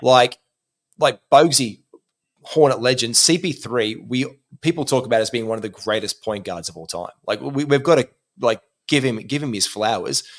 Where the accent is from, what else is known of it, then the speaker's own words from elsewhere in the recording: Gold Coast, Queensland, Australia; moved away; on the Gold Coast, my hometown